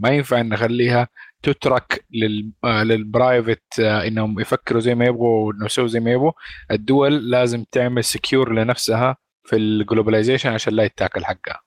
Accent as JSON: {"language": "Arabic", "country": "Saudi Arabia", "said": "عندنا في، في السعودية. يعني إحنا مالنا بلد زراعي، إحنا بلد صحراوي"}